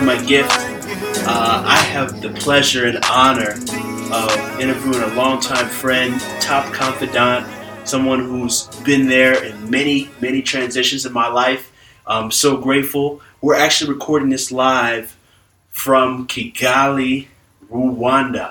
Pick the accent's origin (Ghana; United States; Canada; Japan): Ghana; I'm from Ghana